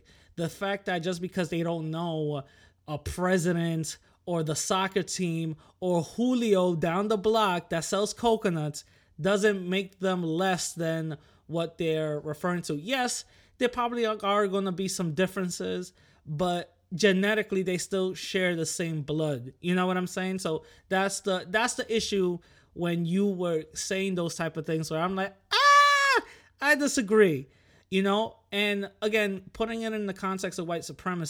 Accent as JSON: {"language": "English", "region": "New York", "country": "United States", "said": "I'm from New York."}